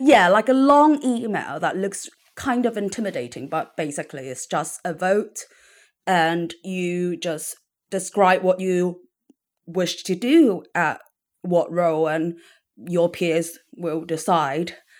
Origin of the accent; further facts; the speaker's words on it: Hong Kong; now in London, United Kingdom; growing up in Hong Kong